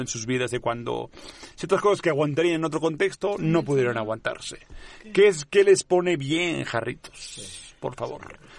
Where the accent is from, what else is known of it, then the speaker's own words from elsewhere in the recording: Catalonia, Spain; first language Catalan; Spanish is a second language; moved away; en mi lengua, ni modo, en catalán